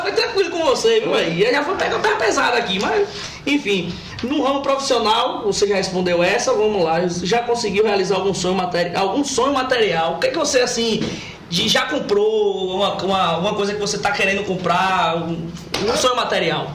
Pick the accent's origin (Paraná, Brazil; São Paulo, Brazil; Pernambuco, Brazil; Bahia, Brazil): Bahia, Brazil; Feira de Santana; pelo que eu, tempo que eu conheço de Feira de Santana, do tempo que eu, que eu fui criado, nasci criado aqui